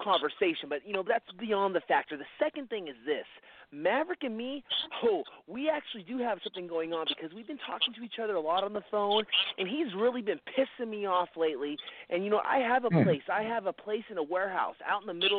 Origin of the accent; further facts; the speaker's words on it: California, United States; I was born in California, raised in California